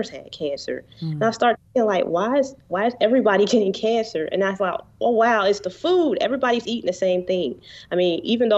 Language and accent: English; Cincinnati, Ohio, United States; also born or lived in Columbus, Ohio / Georgia; I was born in Cincinnati, in the city